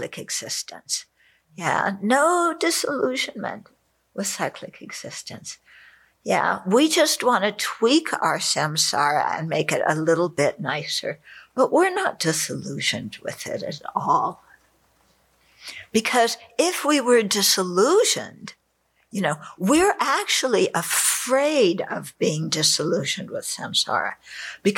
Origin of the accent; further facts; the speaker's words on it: California, United States; I grew up in California